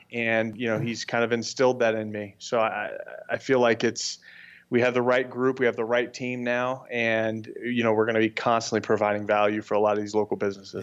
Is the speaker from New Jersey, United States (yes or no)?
no; Scottsdale, Arizona, United States; we're all from the Scottsdale area